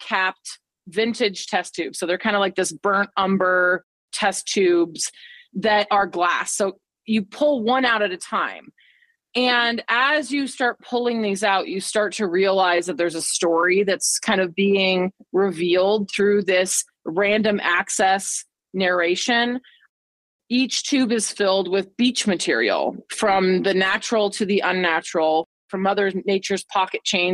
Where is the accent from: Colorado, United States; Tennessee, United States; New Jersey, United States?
Colorado, United States; Boulder; moved away; I grew up in Boulder, Colorado, where the only water is like a reservoir.